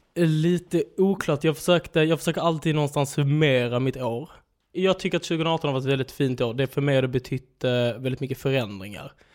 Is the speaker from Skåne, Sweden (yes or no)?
yes; Svedala, Skåne, Sweden; Där jag är uppväxt i Holmeja, Svedala, Skåneland